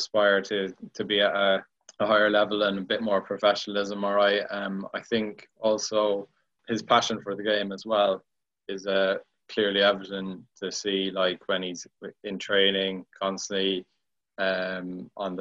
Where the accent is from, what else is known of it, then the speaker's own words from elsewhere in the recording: Ireland; moved away; when I was growing up in Ireland, my dad was always like really good at growing